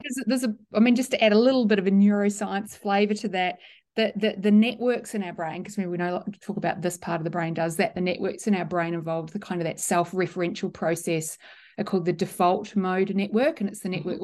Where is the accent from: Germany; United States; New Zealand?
New Zealand; the original Scottish pronunciation that I grew up with in New Zealand was Mackay